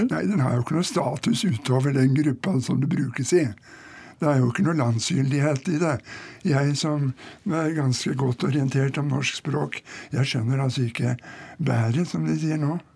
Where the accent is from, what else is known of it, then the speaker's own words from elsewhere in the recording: Bærum, Akershus, Norway; Jeg vokste opp i Bærum.